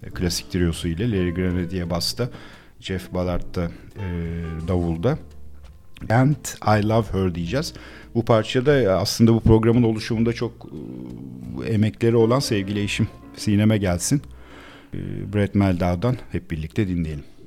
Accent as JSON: {"language": "Turkish", "region": "Istanbul", "country": "Turkey", "tie": "born or raised there", "said": "biz e, Akatlara taşındık. 78 senesiydi çok iyi hatırlıyorum."}